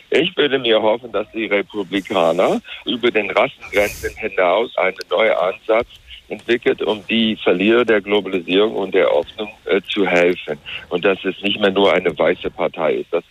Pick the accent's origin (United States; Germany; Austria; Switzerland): United States; Wyoming; German is a second language; Ich komme aus Wyoming. Wyoming, da waren für Donald Trump äh, mehr als in irgendeinem anderen Bundesstaat